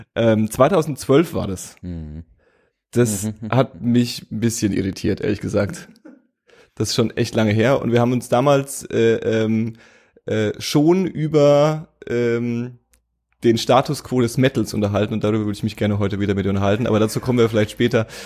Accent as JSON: {"language": "German", "area": "Franconia", "region": "Bavaria", "country": "Germany", "accent": "Franconian", "moved": "yes", "said": "ich habe nie so richtig hart fränkisch Dialekt gesprochen. Ich hatte immer nur so diesen Akzent"}